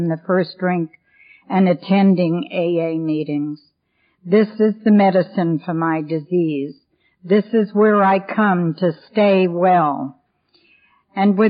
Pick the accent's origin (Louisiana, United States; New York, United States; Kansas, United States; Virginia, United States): New York, United States; New York City; also born or lived in Ohio / Hilton Head Island, South Carolina; now in King, United States; The reason I don't have a southern accent, Kathy, is I was born and raised in New York City